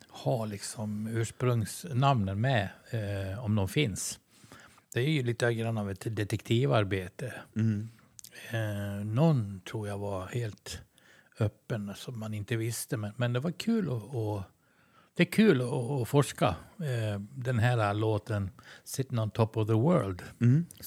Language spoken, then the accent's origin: Swedish; Sweden; vi är ju svenskar.